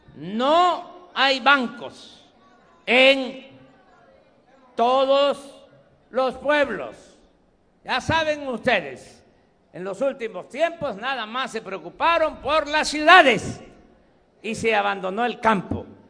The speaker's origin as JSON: {"language": "Spanish", "region": "Tabasco", "country": "Mexico", "tie": "born or raised there", "moved": "yes", "said": "Este es mi origen, esta es mi tierra, esta es mi agua"}